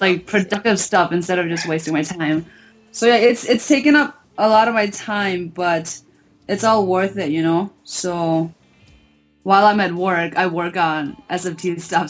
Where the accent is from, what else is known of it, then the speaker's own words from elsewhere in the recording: Minnesota, United States; I'm from Minnesota. I go to the University of Minnesota